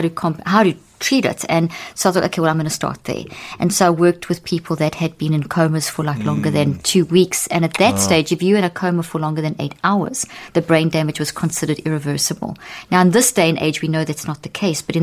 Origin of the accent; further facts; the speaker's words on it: South Africa; moved away; also born or lived in Zimbabwe; I was born in Zimbabwe and grew up in South Africa, and in the apartheid era